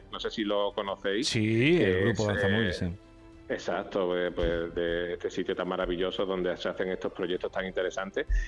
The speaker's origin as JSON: {"language": "Spanish", "town": "Huelva", "region": "Andalusia", "country": "Spain", "said": "soy de Huelva y voy a mi tierra."}